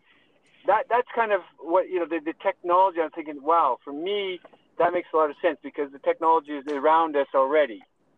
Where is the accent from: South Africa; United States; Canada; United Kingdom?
Canada; Yeah, you're right. I'm Canadian chartered accountant. Spent a little bit of time in the oil and gas sector, actually a lot of time.